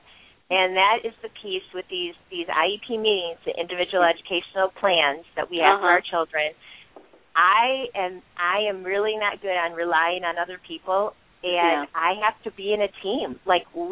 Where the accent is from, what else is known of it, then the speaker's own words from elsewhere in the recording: Michigan, United States; we're from Michigan